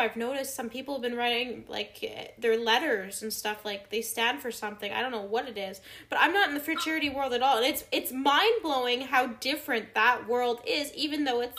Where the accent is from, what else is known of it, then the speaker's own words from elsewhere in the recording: Quebec, Canada; So I'm from Quebec